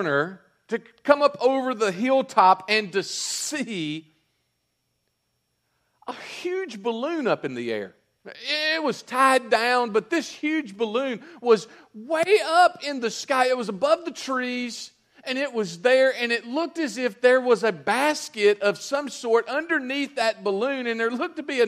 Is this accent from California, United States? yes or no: no; North Mississippi, United States; I'm from North Mississippi.